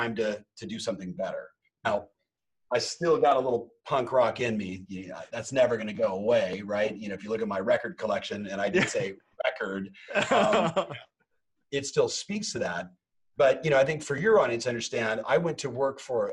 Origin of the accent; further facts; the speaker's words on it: Southern California, United States; also born or lived in Huntington Beach; Born and raised in Southern California